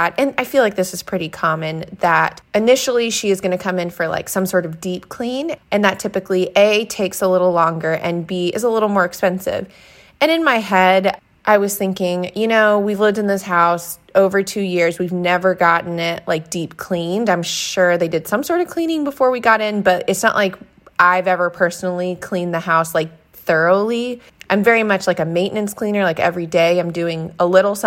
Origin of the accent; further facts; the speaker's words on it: Louisville, Kentucky, United States; also born or lived in New Hampshire; now in Seattle, United States; I spent about 6 weeks in Louisville where like I have my like best friend of my whole life. I have all my hometown besties.